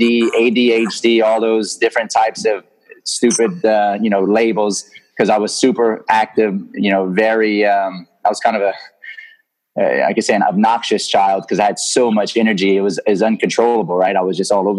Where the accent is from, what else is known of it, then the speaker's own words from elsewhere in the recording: Lafayette, Louisiana, United States; I'm from Lafayette, Louisiana